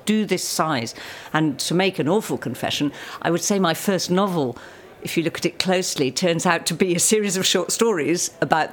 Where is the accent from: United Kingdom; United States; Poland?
United Kingdom; us Brits